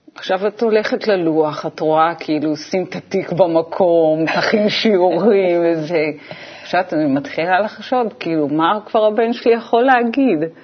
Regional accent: Israel; אנחנו בעצם היינו הילדים הראשונים במושב שיצאו ללמוד בבית ספר חילוני

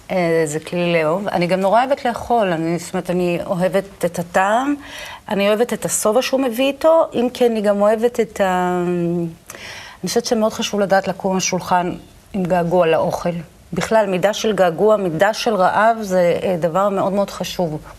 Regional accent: Israel; אני גדלתי בקיבוץ.

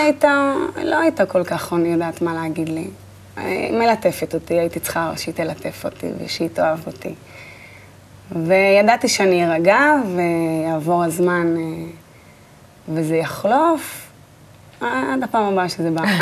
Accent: Netanya, Central District, Israel; נולדתי בנתניה, ליד הים

